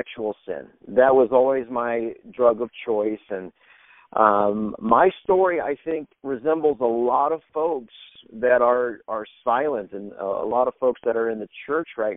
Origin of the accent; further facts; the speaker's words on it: Indiana, United States; moved away as an adult; also born or lived in Louisiana / Alexandria, Louisiana; I actually grew up in Indiana